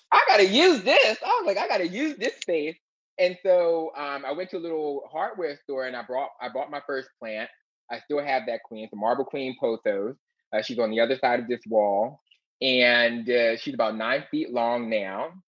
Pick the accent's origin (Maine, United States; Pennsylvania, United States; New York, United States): Pennsylvania, United States; Philadelphia; when I was a little baby queen growing up in West Philadelphia